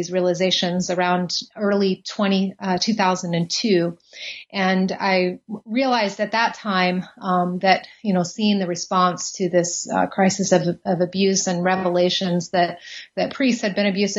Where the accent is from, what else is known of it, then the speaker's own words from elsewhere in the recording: San Antonio, Texas, United States; also born or lived in Germany; now in Knoxville, United States; I grew up in San Antonio, Texas. I was the daughter of a military father. And so we actually moved around a bunch, lived in Germany for a little while, West Germany at the time when I was young